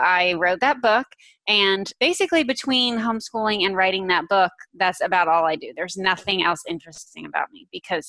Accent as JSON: {"language": "English", "region": "North Carolina", "country": "United States", "also_born_or_lived": "New Jersey", "said": "I live in North Carolina. I'm pretty much from North Carolina."}